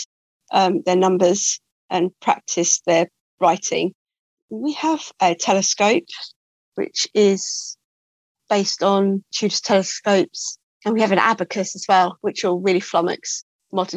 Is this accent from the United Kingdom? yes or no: yes; England, United Kingdom; being English